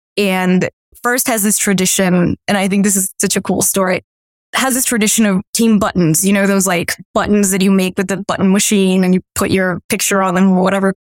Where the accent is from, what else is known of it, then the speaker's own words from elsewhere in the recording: Miami, Florida, United States; also born or lived in Colombia; I grew up in Miami